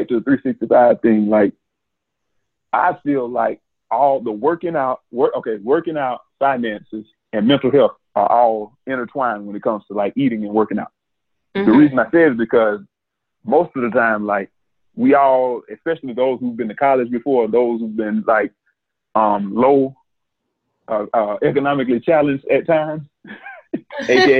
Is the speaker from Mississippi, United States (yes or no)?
yes; Mississippi, United States; we're from Mississippi